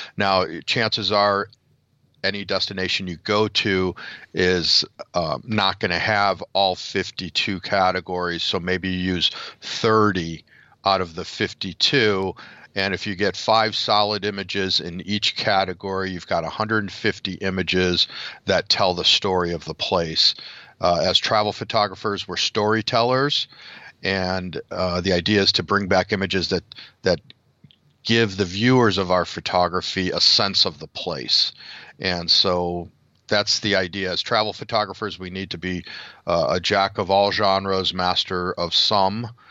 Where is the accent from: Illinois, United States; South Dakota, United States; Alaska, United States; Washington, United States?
Illinois, United States; Chicago; next weekend is Chicago. So we'll be in my hometown